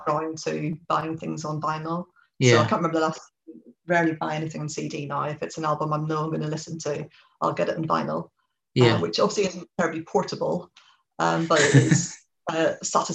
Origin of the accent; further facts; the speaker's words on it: Belfast, Northern Ireland, United Kingdom; moved away as an adult; now in England; I grew up in Belfast, but came to go to university in England